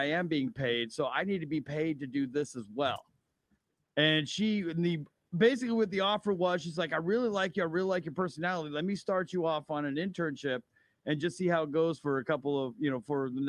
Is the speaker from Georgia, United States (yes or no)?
no; Southern California, United States; I grew up in Southern California